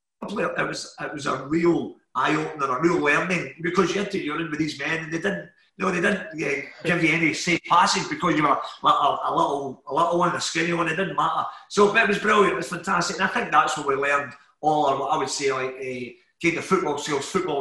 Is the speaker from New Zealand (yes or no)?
no; Glasgow, Scotland, United Kingdom; also born or lived in Paisley; I'm actually from the Gorbals